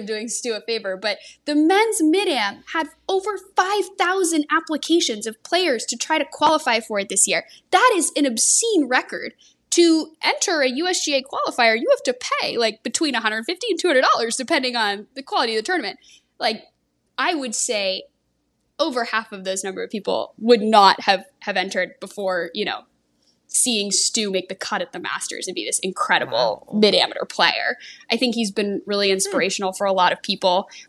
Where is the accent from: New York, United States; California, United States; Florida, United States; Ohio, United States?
California, United States; San Diego; moved away; Rancho Bernardo Country Club in San Diego, back where I'm from.